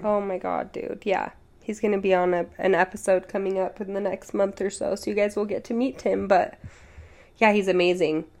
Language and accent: English; Utah, United States; we grew up in Utah County, so I've always lived in Utah